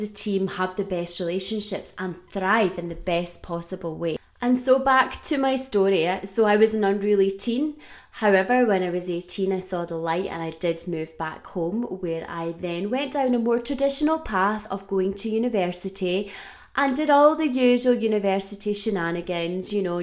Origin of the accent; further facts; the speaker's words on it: Scotland, United Kingdom; also born or lived in Australia; I was born in Australia. And when I was about 5 years old, we decided as a family to move to Scotland.